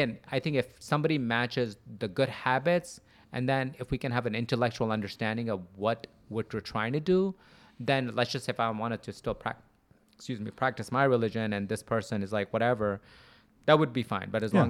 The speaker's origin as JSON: {"language": "English", "town": "Wheeling", "region": "Illinois", "country": "United States", "tie": "born or raised there", "also_born_or_lived": "Buffalo Grove", "said": "I grew up in around Wheeling."}